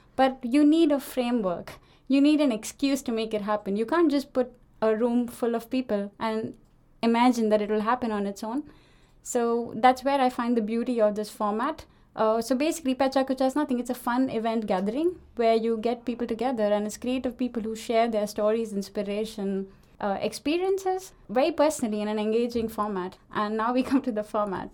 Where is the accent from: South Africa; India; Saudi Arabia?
India; moved away as an adult; now in Denmark; I am from India, as you can probably hear it